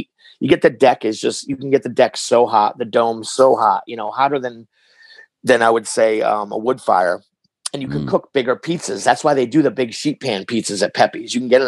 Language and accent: English; Hartford, Connecticut, United States; I was born in Connecticut. Hartford.